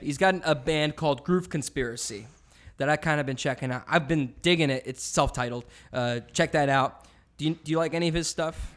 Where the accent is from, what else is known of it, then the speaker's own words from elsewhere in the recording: Canada; now in United States; I'm Canadian